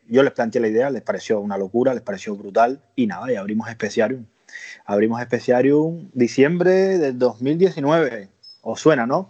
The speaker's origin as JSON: {"language": "Spanish", "country": "Cuba", "also_born_or_lived": "Andalusia", "moved": "as an adult", "lives_now": "Spain", "said": "soy cubano. Eh, a los 20 años de Cuba me vine a Andalucía."}